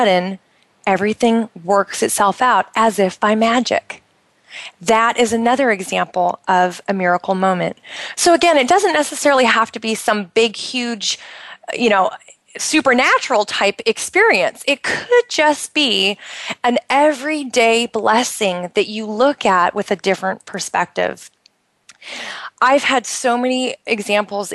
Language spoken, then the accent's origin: English; United States; now in Bahrain; I'm originally from the United States